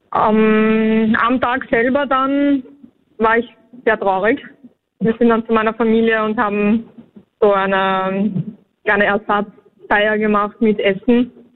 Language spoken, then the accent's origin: German; Vienna, Austria; wir sind aus Wien